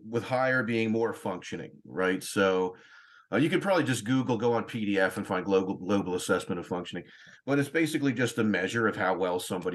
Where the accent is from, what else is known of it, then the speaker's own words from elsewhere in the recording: Newtown, Pennsylvania, United States; moved away; I'm from Newtown, Pennsylvania, originally. And I went to a high school called Council Rock